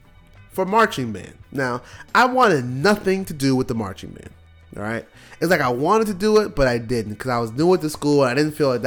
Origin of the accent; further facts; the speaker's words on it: New York City, New York, United States; moved away; growing up in New York, you know, we couldn't go outside and play. Like, in Brooklyn